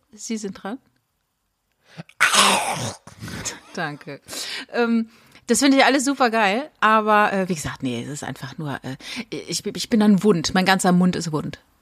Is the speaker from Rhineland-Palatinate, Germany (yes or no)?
yes; a village a few kilometres from Winden, Rhineland-Palatinate, Germany; moved away; das ist wenige Kilometer von dem Dorf entfernt, wo ich groß geworden bin